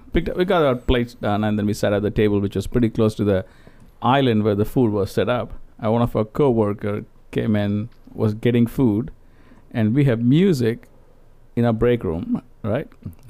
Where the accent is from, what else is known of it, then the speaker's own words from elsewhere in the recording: India; English is a second language; moved away; And then I'm Indian.